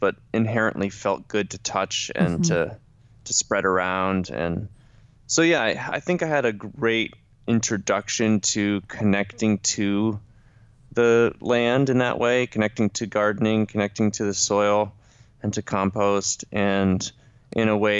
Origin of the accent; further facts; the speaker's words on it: Ithaca, New York, United States; Ithaca, my hometown